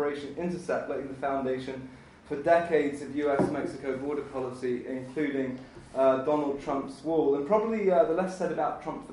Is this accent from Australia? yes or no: no; United Kingdom; moved away; I am British, so I do know what it's like to grow up in the dark